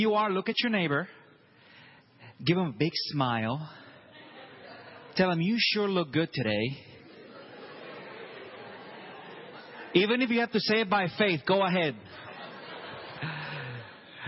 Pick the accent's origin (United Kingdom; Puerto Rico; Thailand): Puerto Rico; now in Tulsa, United States; I myself, I'm from Puerto Rico